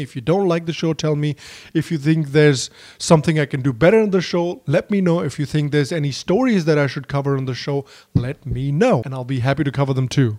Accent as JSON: {"language": "English", "region": "Bihar", "country": "India", "said": "Bihar, my home state"}